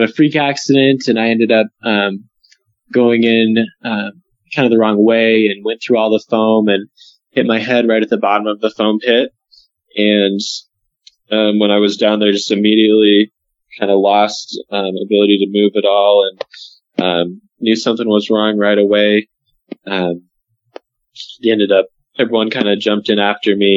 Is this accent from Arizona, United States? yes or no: yes; Arizona, United States; moved away as an adult; I'm from Arizona and came up to BYU as a freshman in 2010.